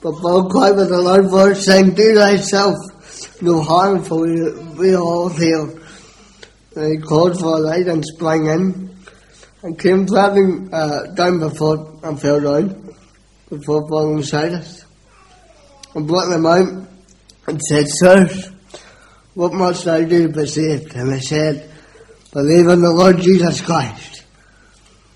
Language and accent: English; Belfast, Northern Ireland, United Kingdom; I was brought up in East Belfast